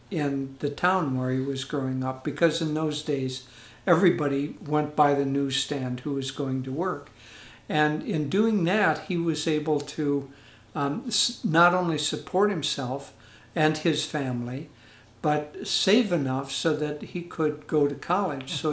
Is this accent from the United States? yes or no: no; Edmonton, Alberta, Canada; born there; I was born in 1943. I was a war baby. And I was born actually in Edmonton, Canada, Alberta, Canada.